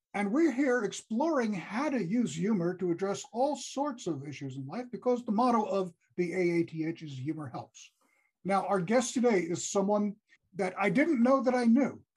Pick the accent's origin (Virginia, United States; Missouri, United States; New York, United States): New York, United States; New York City; also born or lived in Troy, New York; I grew up in New York City. I grew up in Brooklyn.